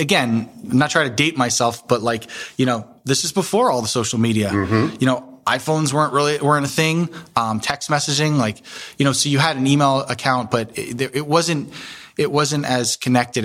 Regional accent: East Coast, United States; moved away as an adult; also born or lived in Washington, D.C.; now in Columbus, United States; I grew up in the East Coast and moved to D.C. for college

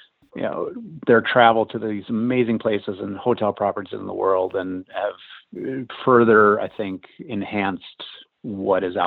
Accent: Midwest, United States; moved away as an adult; now in Los Angeles, United States; I grew up in the Midwest, lived there for the first 18 years of my life

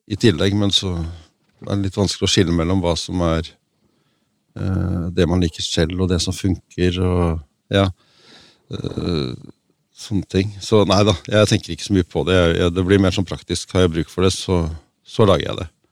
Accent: Oslo, Norway; also born or lived in Røa; now in Lillehammer, Norway; Jeg er født på Røa og vokst opp i Oslo, men jeg har bodd i Lillehammer siden, siden uh, slutten av 70-tallet

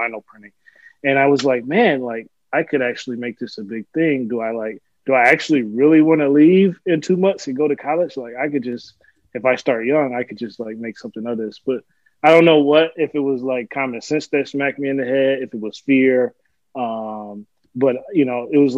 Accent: West Michigan, United States; moved away as an adult; also born or lived in Albion, Michigan; now in Rochester, United States; I originally grew up in Michigan. So born and raised in Michigan. Spent most of my life in West Michigan

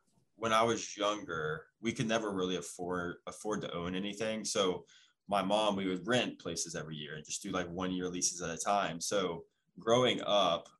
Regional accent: Pensacola, Florida, United States; Originally, I'm from Pensacola, Florida. It's more of a small town

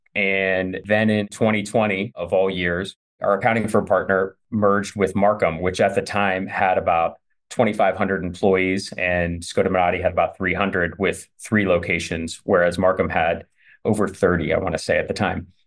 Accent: Youngstown, Ohio, United States; moved away as an adult; now in Cleveland, United States; I'm originally from Youngstown

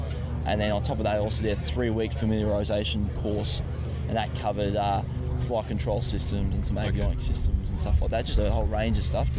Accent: Brisbane, Queensland, Australia; moved away; I'm from Brisbane originally, so had all my high school, all my uni in Brisbane

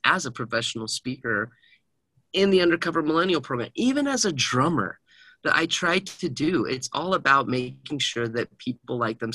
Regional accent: Heber City, Utah, United States; I grew up in Heber City

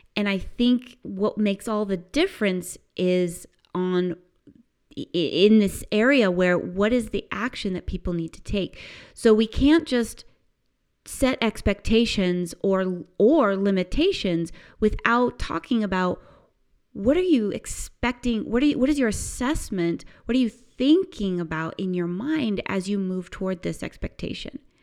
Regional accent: United States; growing up in the United States

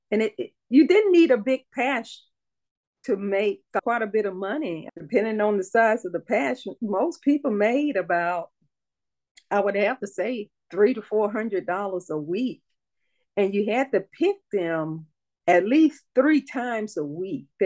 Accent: Gee's Bend, Alabama, United States; moved away as an adult; born in Gee's Bend, grew up there until I got 18 and married, and, and went off with my husband, traveled the world with him in the military.

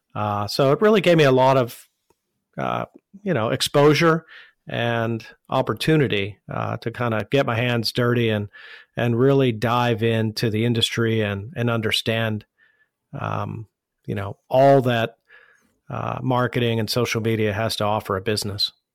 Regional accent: Pittsburgh, Pennsylvania, United States; moved away as an adult; also born or lived in Washington, D.C.; I was born and raised here in Pittsburgh.

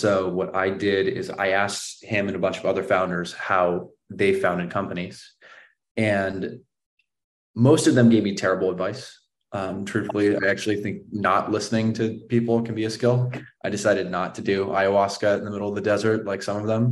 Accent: Palo Alto, California, United States; also born or lived in San Francisco; I grew up in Palo Alto

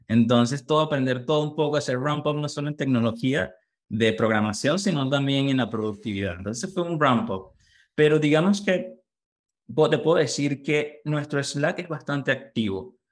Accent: Valencia, Carabobo, Venezuela; moved away as an adult; now in United States; soy venezolano, nací en Valencia, Carabó.

